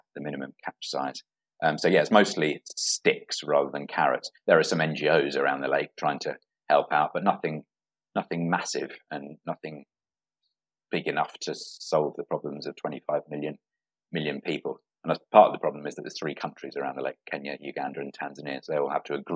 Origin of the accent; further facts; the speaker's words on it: England, United Kingdom; the town I was born in England